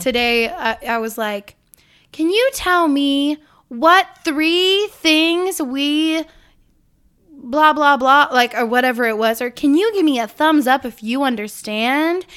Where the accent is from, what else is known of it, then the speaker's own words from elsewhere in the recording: Illinois, United States; I was born in Illinois